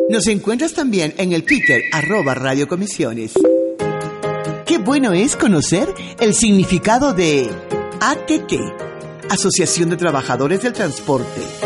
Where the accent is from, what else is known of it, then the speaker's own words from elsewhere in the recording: Ecuador; a lo mejor soy ecuatoriana diferente